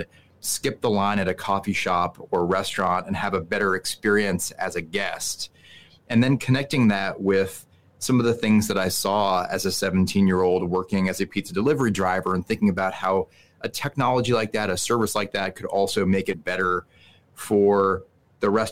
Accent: Newton, Massachusetts, United States; moved away as an adult; now in New York City, United States; a pizza delivery driver in my hometown of Newton, Massachusetts

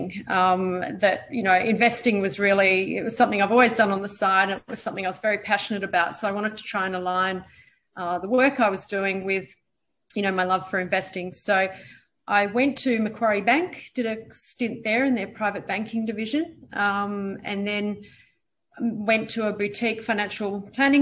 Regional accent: New Zealand; moved away as an adult; also born or lived in Perth, Western Australia, Australia; I was born in Perth. And when I was about 7 or 8 years old, I moved over to New Zealand and spent the next 10 years growing up there.

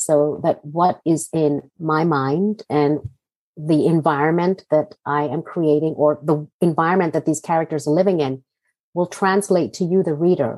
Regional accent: Hong Kong; also born or lived in Jaipur, India / Singapore; now in United States; I grew up in Hong Kong

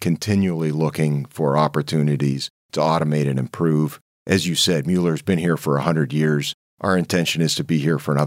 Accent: Canada; accent: Canadian; moved away as an adult; also born or lived in London, Ontario; now in Port Huron, United States; I am Canadian. I moved here.

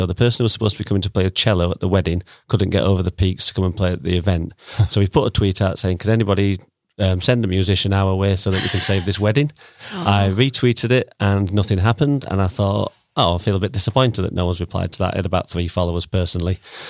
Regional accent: Sheffield, Yorkshire and the Humber, United Kingdom; also born or lived in Derby, United Kingdom; I was born and bred in Sheffield, and I've lived here all my life, apart from a stint at university in Derby, and I lived in Pullen for 2 years

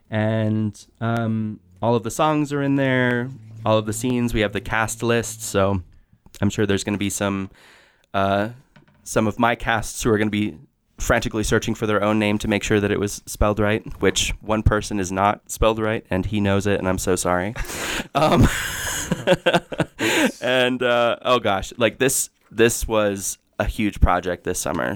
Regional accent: Jackson, Wyoming, United States; I grew up here

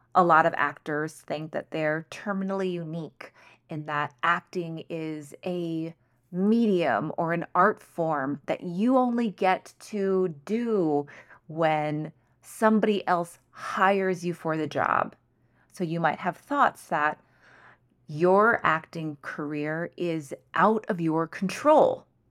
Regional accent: United States; I am Chinese American, so I am a minority. I am a firstborn generation in the U S

